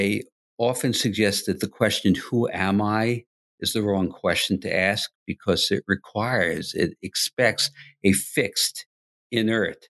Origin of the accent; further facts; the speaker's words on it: New York City, New York, United States; I grew up primarily in Queens, New York. We moved there when I was 5 years old